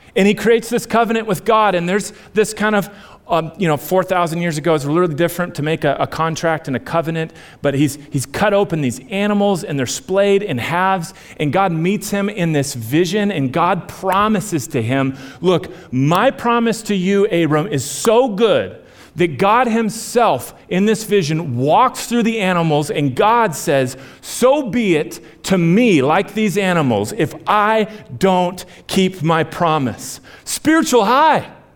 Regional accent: United States; I am born and bred in America in the 21st century

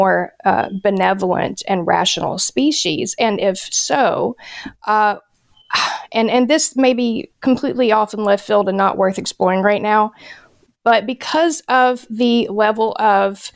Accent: United States; as an American who just wants to live day to day

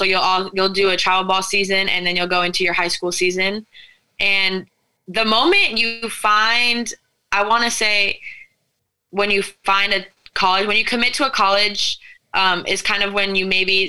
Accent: Modena, Emilia-Romagna, Italy; So, Italian, and I am from Modena, Italy, which is in the middle, pretty much the middle part of Italy

